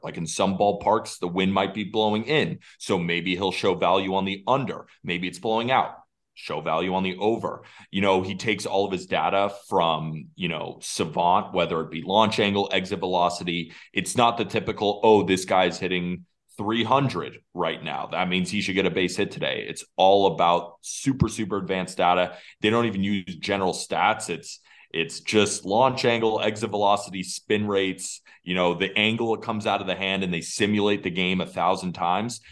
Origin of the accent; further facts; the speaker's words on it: West Coast, United States; I grew up on the West Coast